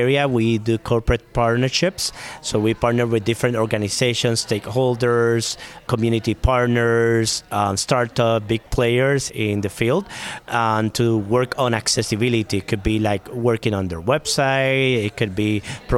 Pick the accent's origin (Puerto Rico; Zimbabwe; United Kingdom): Puerto Rico; moved away; I am originally from Puerto Rico